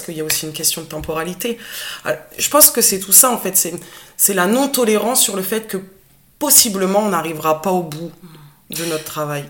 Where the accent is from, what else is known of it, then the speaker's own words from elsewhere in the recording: Picardy, Hauts-de-France, France; moved away as an adult; now in Béziers, France; Je suis picarde, donc j'ai pas l'accent du sud. Euh, je suis arrivée dans le sud il y a quelques années